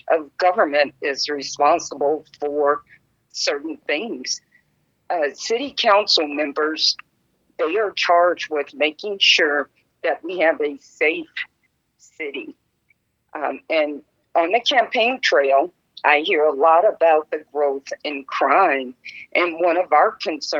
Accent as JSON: {"language": "English", "town": "Las Vegas", "region": "Nevada", "country": "United States", "tie": "born or raised there", "said": "I was born and raised here in Las Vegas"}